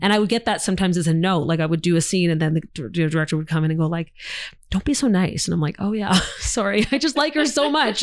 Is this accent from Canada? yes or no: yes; Canada; as Canadian actors